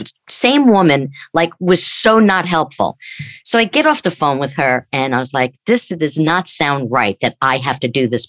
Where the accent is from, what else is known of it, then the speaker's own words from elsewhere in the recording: United States; I'm American.